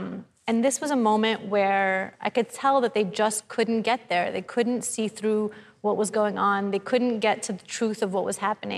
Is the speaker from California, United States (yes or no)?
no; New York City, New York, United States; moved away as an adult; I was raised in Brooklyn.